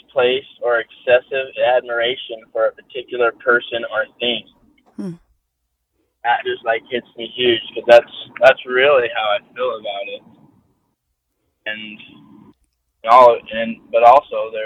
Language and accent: English; Salt Lake City, Utah, United States; now in St. George, United States; I was born in Salt Lake City, Utah, 80s.